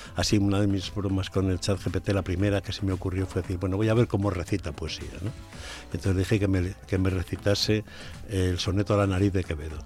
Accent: Puebla de Sanabria, Castile and León, Spain; algunas cosas de la historia de mi pueblo

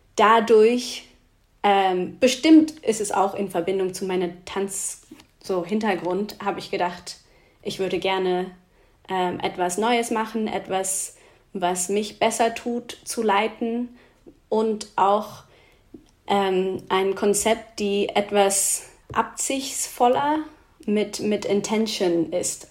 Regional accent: Oxford, South East England, United Kingdom; German is a second language; moved away; Es gab in Oxford eine, wo ich aufgewachsen bin

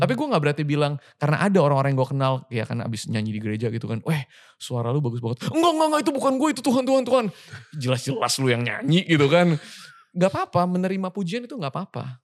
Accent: Indonesia; moved away as an adult; also born or lived in Sydney; gue lahir di Indonesia

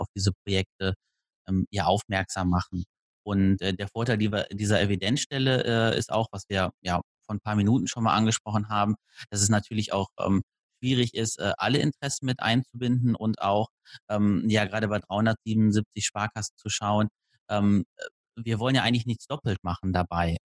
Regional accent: Detmold, North Rhine-Westphalia, Germany; in meiner Heimatstadt in Detmold

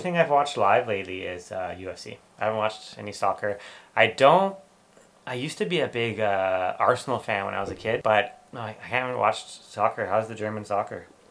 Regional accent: Canada; I'm Canadian

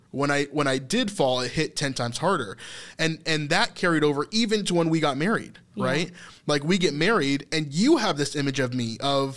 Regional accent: United States; that was the biggest thing in my youth, being an American male, right?

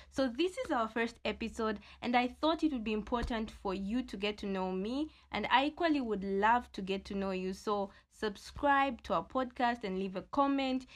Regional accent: Luanshya, Copperbelt Province, Zambia; I'm from Luansha, the small town that produces great giants.

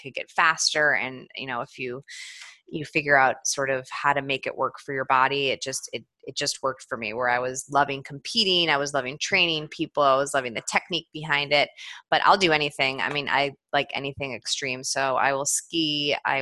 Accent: East Coast, United States; moved away; I'm actually from the East Coast, so I grew up East Coast skiing

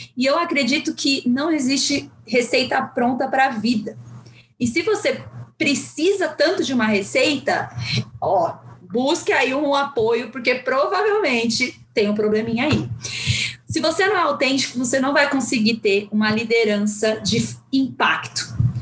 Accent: São Paulo, Brazil; also born or lived in Guarulhos, Brazil; eu sou de uma da periferia de São Paulo. Na verdade, eu nasci no Pimentas, que é lá em Guarulhos. Depois, com os nove anos, eu vim para São Paulo

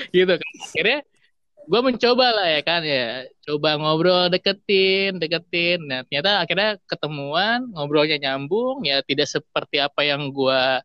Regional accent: Indonesia; gue yang dari kecil di Indonesia

